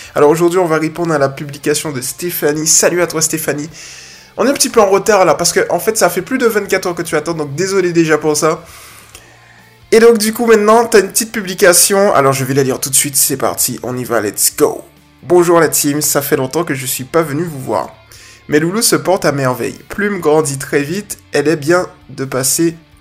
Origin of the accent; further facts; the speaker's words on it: Guadeloupe; je suis de la Guadeloupe